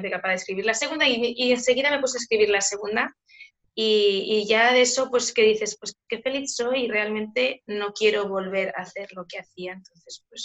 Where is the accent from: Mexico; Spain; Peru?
Spain; soy una escritora española.